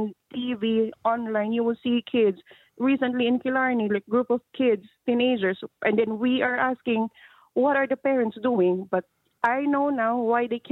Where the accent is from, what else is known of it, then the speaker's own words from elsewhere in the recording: Philippines; moved away as an adult; now in Ireland; I'm not Irish, I'm Asian